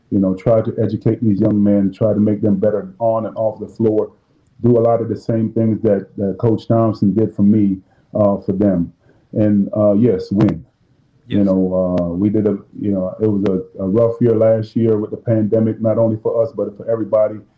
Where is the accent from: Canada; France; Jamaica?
Jamaica; You know, since I'm Jamaican, I'm making some curry gold or some curry chicken